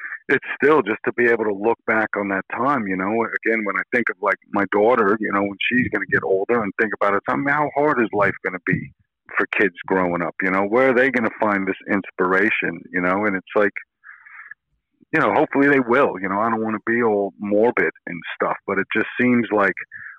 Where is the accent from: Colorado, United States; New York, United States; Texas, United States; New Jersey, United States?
New York, United States; New York suburbs, United States; moved away as an adult; I wasn't born and raised in New York City, but I lived in the suburbs from 82 until I moved into the city in 90 and lived there till probably 2005-06 before I moved over here